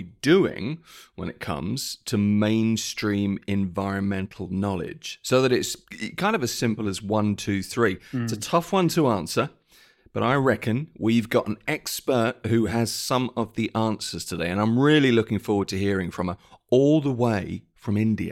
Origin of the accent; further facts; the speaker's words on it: United Kingdom; when I was a child, I grew up in Britain